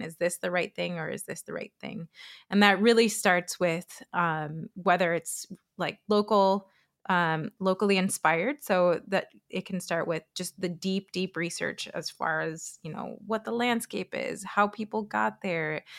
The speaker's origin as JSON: {"language": "English", "country": "Chile", "tie": "born or raised there", "also_born_or_lived": "Florida, United States / Pennsylvania, United States", "moved": "yes", "lives_now": "Minnesota, United States", "said": "I was born in Chile, in South America"}